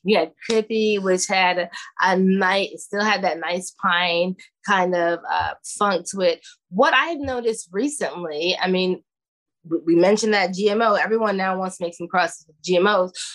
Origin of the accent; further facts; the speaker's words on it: New York City, New York, United States; now in Oakland, United States; I'm from Brooklyn